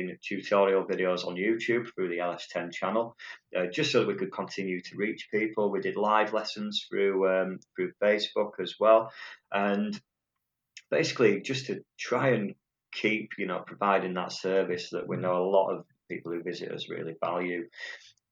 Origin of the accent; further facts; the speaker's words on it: Otley, Yorkshire and the Humber, United Kingdom; also born or lived in Horsforth / Leeds; So I was born in Otley and lived there ever since, pretty much. Well, I moved up to Horsforth, but I've always been around Leeds